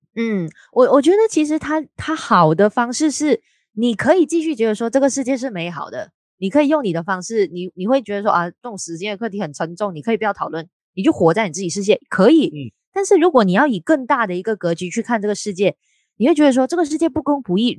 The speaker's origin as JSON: {"language": "Chinese", "country": "Malaysia", "said": "我们两位都是来自马来西亚的朋友"}